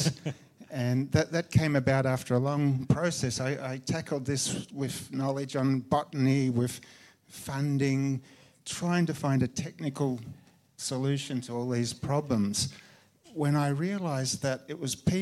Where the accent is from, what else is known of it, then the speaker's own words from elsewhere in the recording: Myrtleford, Victoria, Australia; moved away as an adult; also born or lived in Niger; I grew up in the most beautiful part of Australia.